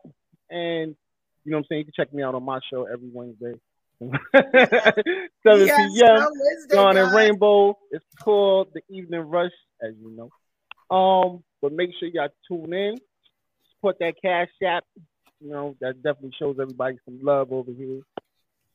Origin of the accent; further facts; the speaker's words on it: New York City, New York, United States; also born or lived in North Carolina; I've always been Brooklyn, Brooklyn all day